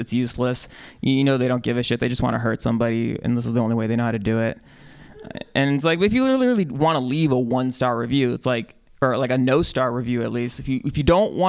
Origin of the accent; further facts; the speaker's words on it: San Francisco, California, United States; also born or lived in San Diego; I grew up here